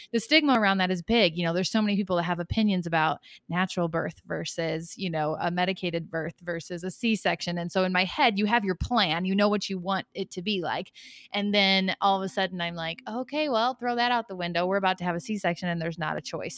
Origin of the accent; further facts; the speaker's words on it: Chicago, Illinois, United States; moved away as an adult; now in Knoxville, United States; originally from the Chicagoland area, but my husband and I and our family relocated to Knoxville, Tennessee about a year and a half ago